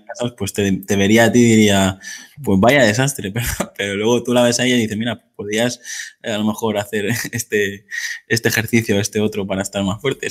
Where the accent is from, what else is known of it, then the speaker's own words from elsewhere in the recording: Mallorca, Balearic Islands, Spain; yo que soy de Mallorca